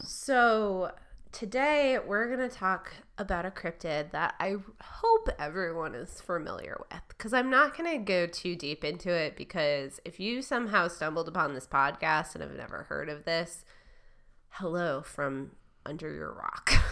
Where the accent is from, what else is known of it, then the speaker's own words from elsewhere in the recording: Michigan, United States; moved away; where I grew up in Michigan